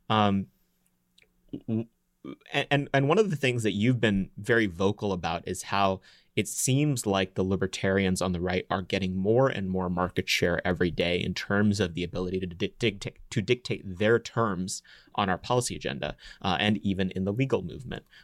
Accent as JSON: {"language": "English", "region": "Texas", "country": "United States", "said": "I'm from Texas"}